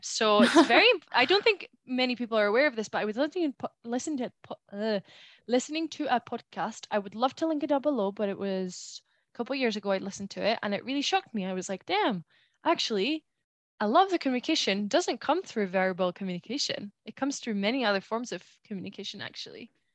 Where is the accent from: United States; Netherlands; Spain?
Spain; first language Spanish; English is a second language; now in United Kingdom; growing up in Spain, how I've been surrounded by Spanish people, the type of person that I am there, the type of person that I am here in the UK